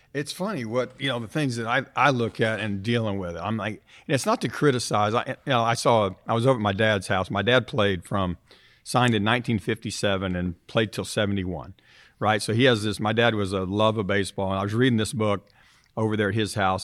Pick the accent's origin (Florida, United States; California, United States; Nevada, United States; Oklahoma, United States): Oklahoma, United States; Tulsa; being an Oklahoma kid, growing up in Tulsa